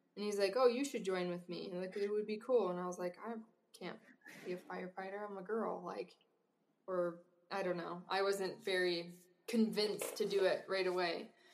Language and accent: English; Wisconsin, United States; moved away as an adult; growing up in Wisconsin